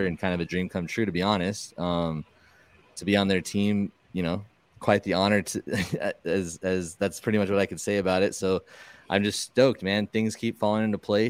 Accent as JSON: {"language": "English", "region": "Southern California", "country": "United States", "said": "I'm from Southern California"}